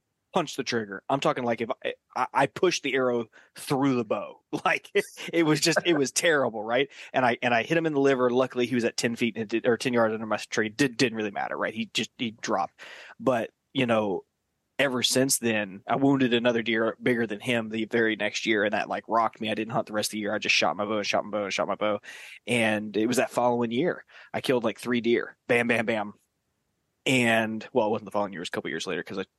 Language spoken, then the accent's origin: English; Southeast Georgia, United States; I grew up in Southeast Georgia